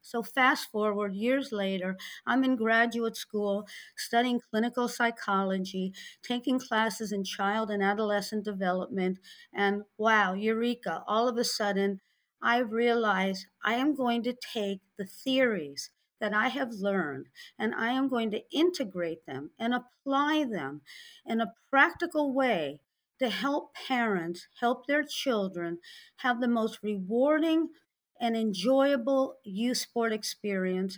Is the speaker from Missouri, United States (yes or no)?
yes; St. Louis, Missouri, United States; now in South Florida, United States; I grew up in Saint Louis, Missouri in the sixties